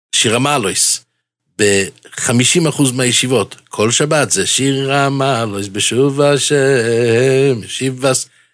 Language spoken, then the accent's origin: Hebrew; Jerusalem, Jerusalem District, Israel; בילדותי גדלתי בשערי חסד